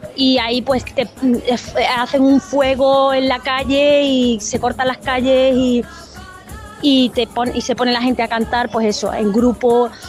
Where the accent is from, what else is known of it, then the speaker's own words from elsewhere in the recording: Jerez de la Frontera, Andalusia, Spain; lo he vivido desde muy pequeña en mi, en mi barrio, en mi pueblo